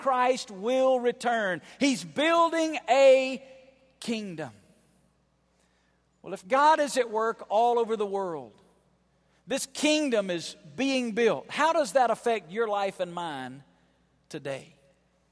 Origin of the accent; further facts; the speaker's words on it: Alabama, United States; moved away as an adult; also born or lived in Las Vegas, Nevada; I was born and raised in Alabama.